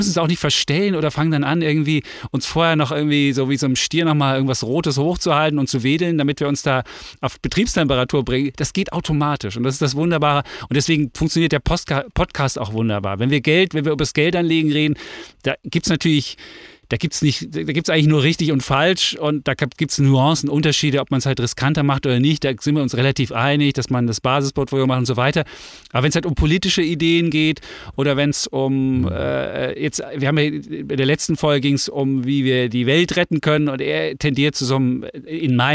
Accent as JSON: {"language": "German", "region": "East Germany", "country": "Germany", "tie": "born or raised there", "said": "ich bin im Osten groß geworden und ich finde, Freiheit ist was Großes."}